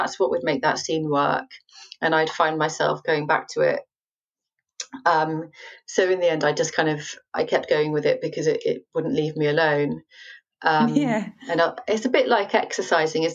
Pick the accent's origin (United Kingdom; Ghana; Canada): United Kingdom; I'm British